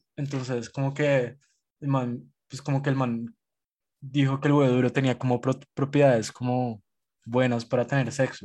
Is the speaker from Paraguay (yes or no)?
no; Colombia; somos los colombianos